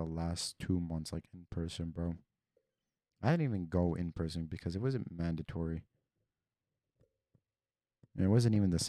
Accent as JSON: {"language": "English", "country": "Mexico", "said": "bro, you're from Spain, I'm from Mexico, it's different."}